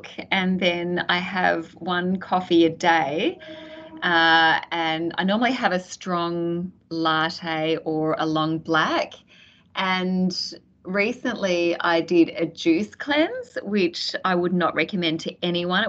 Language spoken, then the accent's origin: English; Sydney, New South Wales, Australia; also born or lived in Canberra / Penrith / Hills District; I grew up in the western suburbs of Sydney, proud Westie